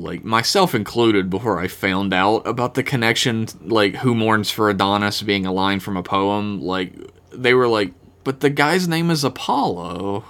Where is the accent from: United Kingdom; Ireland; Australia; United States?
Ireland; I am Irish, it's fine.